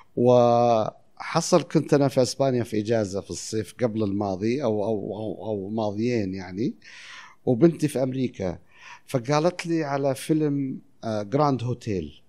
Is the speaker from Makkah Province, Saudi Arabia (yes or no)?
yes; Taif, Makkah Province, Saudi Arabia; also born or lived in Al-Khurmah / Qassim; أنا مولود في الخرمة. إحنا أصلاً من القصيم، بس الطايف